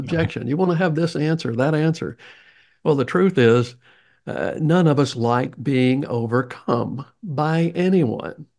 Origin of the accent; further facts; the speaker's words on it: the South, United States; accent: Southern; my Southern accent